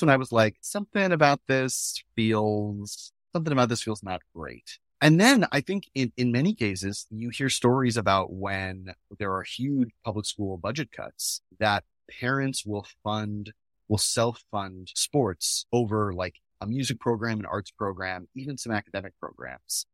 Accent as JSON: {"language": "English", "region": "New Hampshire", "country": "United States", "tie": "born or raised there", "said": "we grew up in New Hampshire"}